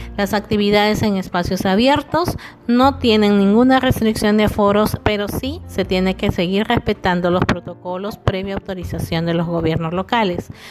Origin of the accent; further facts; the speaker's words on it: Piura, Peru; nuestro Piura querido